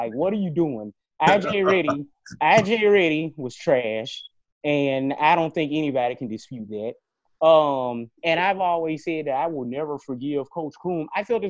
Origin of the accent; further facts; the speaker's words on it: Greenville, Mississippi, United States; I'm from Greenville, Mississippi